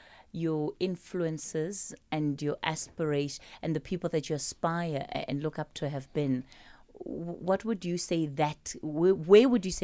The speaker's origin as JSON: {"language": "English", "country": "South Africa", "said": "And the minute I say I'm South African and you're from Kenya, then there's an automatic othering that comes in."}